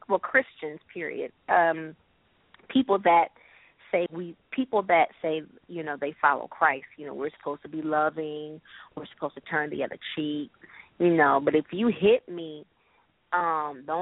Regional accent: Rockford, Illinois, United States; I grew up in Rockford.

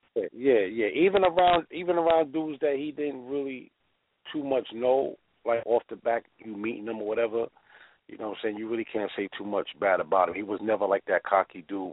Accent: New York City, New York, United States; maybe a few blocks away, like from Springfield

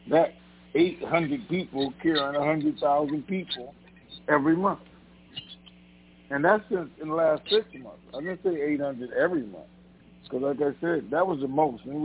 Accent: Tennessee, United States; I'm from Tennessee. Tennessee.

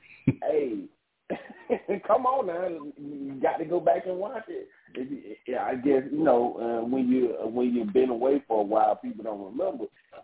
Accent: the South, United States; I'm growing up in the South, and then growing up in the hood

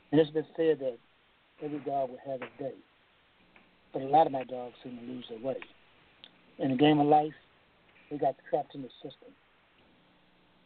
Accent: Toledo, Ohio, United States; growing up in Toledo

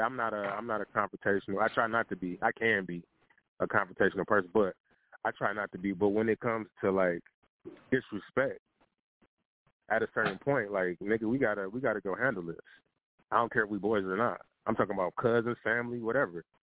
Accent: Detroit, Michigan, United States; I'm from Detroit

